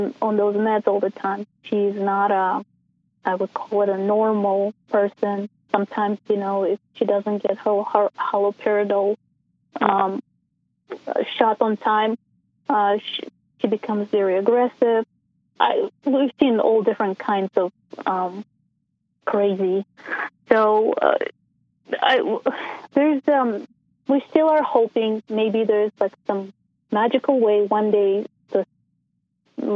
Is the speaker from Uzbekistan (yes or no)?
yes; Uzbekistan; now in Caldwell, United States; I'm originally from Uzbekistan, but I'm currently in Caldwell, Idaho